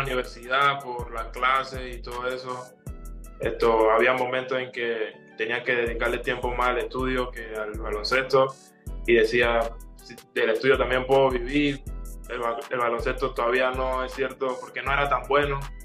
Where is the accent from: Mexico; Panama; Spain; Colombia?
Panama; now in Uruguay